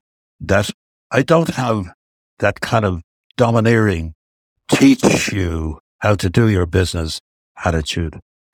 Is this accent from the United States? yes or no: no; Ireland; we, I'm speaking of Irish business guys and girls